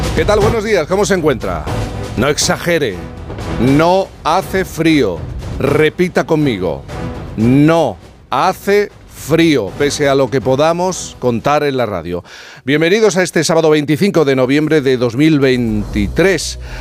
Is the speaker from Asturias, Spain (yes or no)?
no; Jerez de la Frontera, Andalusia, Spain; yo soy de Jerez